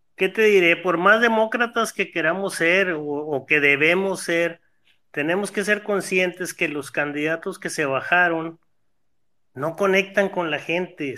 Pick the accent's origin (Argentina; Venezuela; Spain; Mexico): Mexico; todos como ciudadanos mexicanos